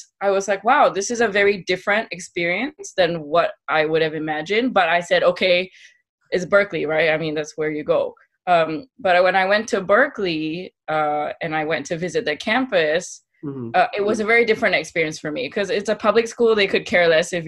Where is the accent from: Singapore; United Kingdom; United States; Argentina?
Singapore; I grew up in Singapore. I spent 18 years of my life here.